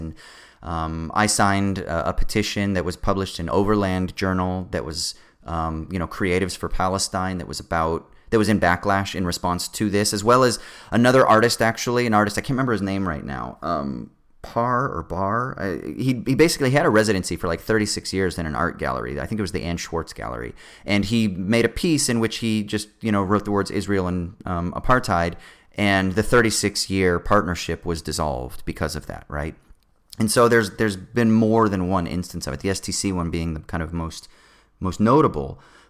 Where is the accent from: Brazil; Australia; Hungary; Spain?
Australia; Sydney, New South Wales; one of your dreams growing up in Sydney is to be able to perform on the stage where all of your fucking heroes have performed